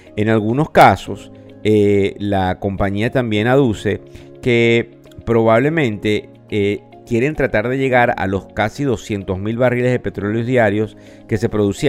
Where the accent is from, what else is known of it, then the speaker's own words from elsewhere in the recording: Venezuela; quienes somos venezolanos